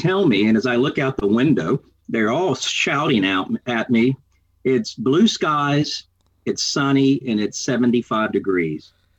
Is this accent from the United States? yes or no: yes; Texas, United States; now in Oakland, United States; I'm a Texan.